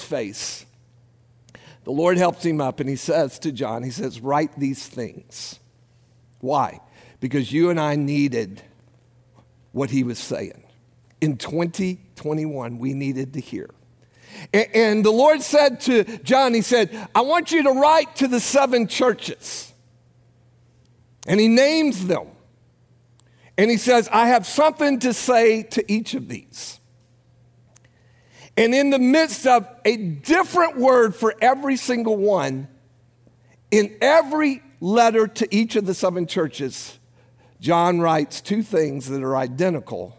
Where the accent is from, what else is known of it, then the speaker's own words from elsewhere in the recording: United States; Some of us Americans